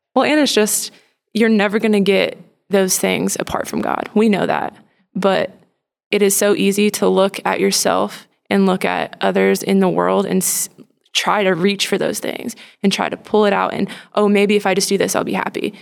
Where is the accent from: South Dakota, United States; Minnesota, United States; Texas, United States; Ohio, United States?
Texas, United States; Plano; I grew up in Plano, Texas, so very close. Been around Dallas